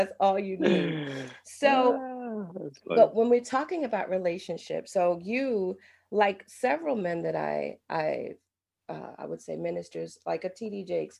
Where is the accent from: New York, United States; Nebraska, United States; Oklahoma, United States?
New York, United States; I'm from New York and I'm an actor.